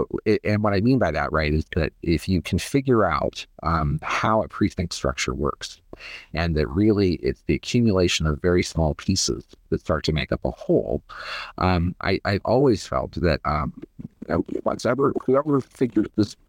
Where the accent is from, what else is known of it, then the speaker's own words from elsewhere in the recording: Ohio, United States; You know, I grew up in Ohio in the 1990s.